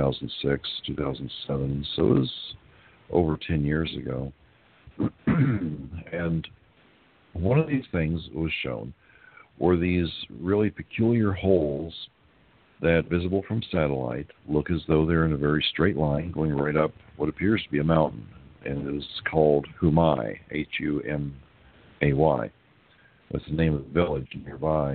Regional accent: United States; also born or lived in Lima, Peru; we're from the United States

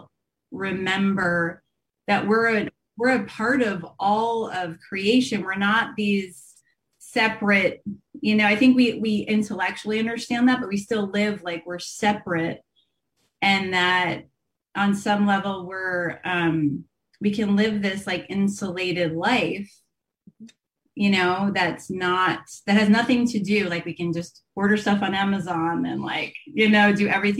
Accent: New Jersey, United States; So I grew up in New Jersey. I'm an East Coaster as well

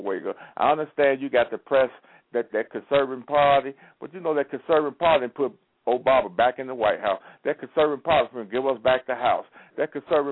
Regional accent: Chicago, Illinois, United States; I'm from Chicago too. I was born in Chicago

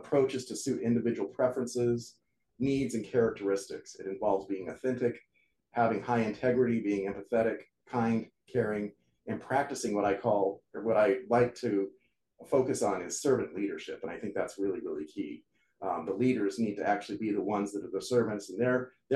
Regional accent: United States; I'm American, I speak English

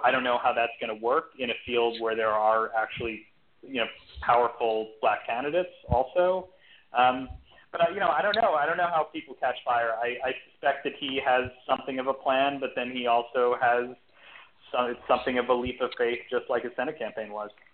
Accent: New York City, New York, United States; moved away as an adult; now in Austin, United States; I'm actually was born and raised in New York City uh, and lived there uh, most of my life until about six years ago um, when I, I relocated to Austin

